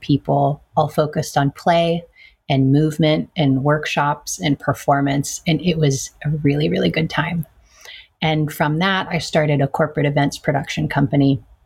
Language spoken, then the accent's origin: English; California, United States; I was born in California.